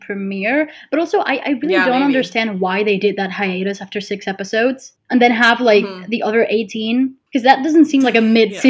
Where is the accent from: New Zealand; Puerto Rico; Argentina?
Puerto Rico; I'm from Puerto Rico. I am 23.